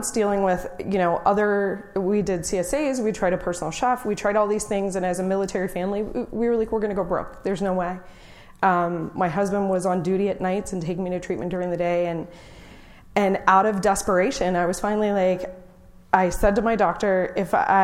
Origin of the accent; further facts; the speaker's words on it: Orange County, California, United States; I'm from Orange County